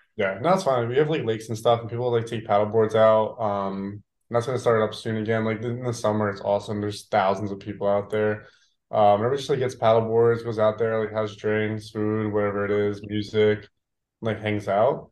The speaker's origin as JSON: {"language": "English", "region": "New Jersey", "country": "United States", "tie": "born or raised there", "moved": "as an adult", "lives_now": "Austin, United States", "said": "growing up in Jersey"}